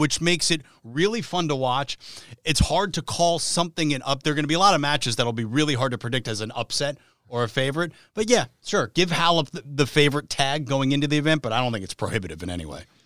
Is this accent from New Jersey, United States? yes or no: yes; New Jersey, United States; I'm from the New York area, so I grew up in North Jersey going to the U S Open every year